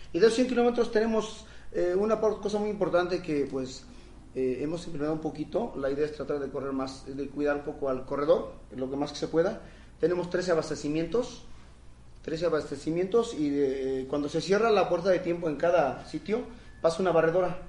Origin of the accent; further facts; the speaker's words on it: Sierra Mixe, Oaxaca, Mexico; mi pueblo, en la comunidad donde sale la meta